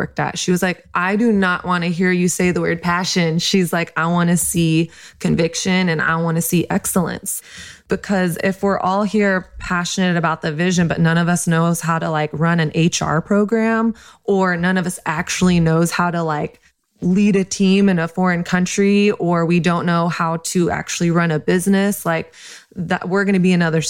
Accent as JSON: {"language": "English", "country": "United States", "tie": "born or raised there", "said": "I was born in the United States"}